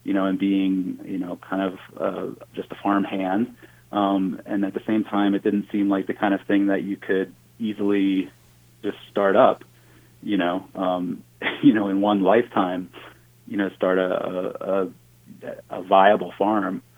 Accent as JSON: {"language": "English", "region": "New Jersey", "country": "United States", "tie": "born or raised there", "said": "I grew up, I grew up in New Jersey, which is not really thought of as a very agricultural state, but I grew up in a rural part of New Jersey"}